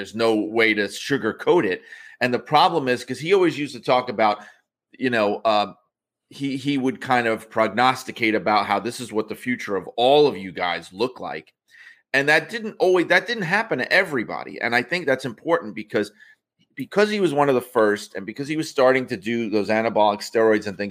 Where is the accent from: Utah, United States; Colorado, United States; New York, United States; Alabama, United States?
New York, United States; the New York area, United States; growing up in the New York area